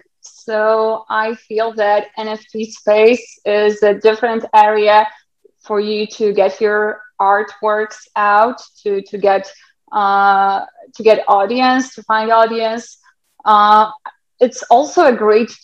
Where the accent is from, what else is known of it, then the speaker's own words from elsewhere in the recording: Lithuania; now in Poland; I'm from Lithuania.